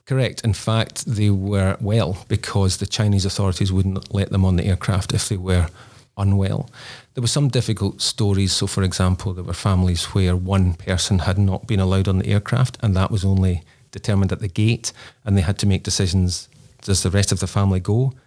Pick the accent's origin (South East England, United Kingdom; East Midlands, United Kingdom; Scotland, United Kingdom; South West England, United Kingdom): Scotland, United Kingdom; now in Australia; we're both Scottish originally, so we don't have family in Australia.